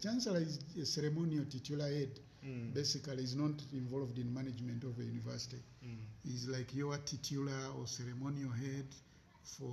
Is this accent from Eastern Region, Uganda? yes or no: no; Kampala, Central Region, Uganda; I was born in Kawempe, Kampala district. So I have had all my early education in Kampala